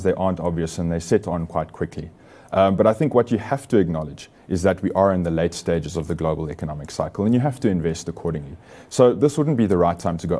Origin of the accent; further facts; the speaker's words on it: South Africa; as South African investors